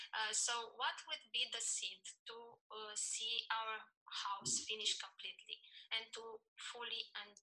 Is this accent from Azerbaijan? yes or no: no; Romania; I'm from Romania.